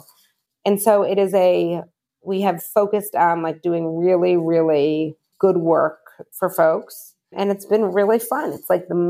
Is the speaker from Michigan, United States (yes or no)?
yes; Michigan, United States; moved away as an adult; now in New York City, United States; I'm from Michigan